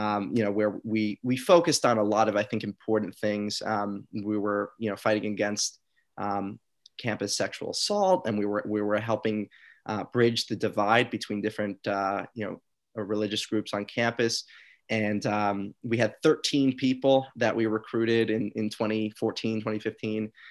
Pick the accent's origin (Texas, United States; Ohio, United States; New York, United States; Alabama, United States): New York, United States; I'm from New York